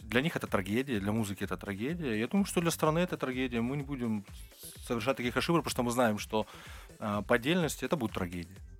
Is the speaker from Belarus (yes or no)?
no; Georgia; now in Moscow, Russia; Мы грузины, мы кавказцы